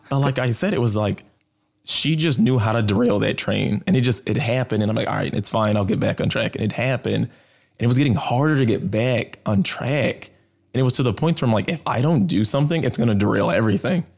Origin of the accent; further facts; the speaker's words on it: Chicago, Illinois, United States; I grew up in Southside of Chicago